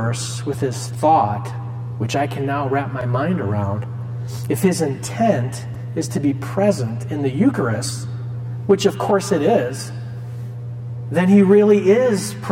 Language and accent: English; Cedar Rapids, Iowa, United States; I'm from Cedar Rapids, I went to All Saints and Regis